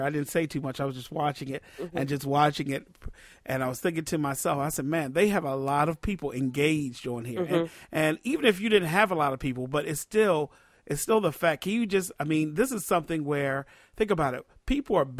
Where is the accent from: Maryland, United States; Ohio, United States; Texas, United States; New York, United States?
Maryland, United States; D.C. area; I'm from the Maryland, D.C. area.